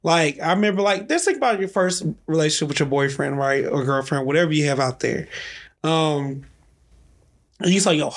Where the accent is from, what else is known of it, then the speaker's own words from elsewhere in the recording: Mississippi, United States; I'm from Mississippi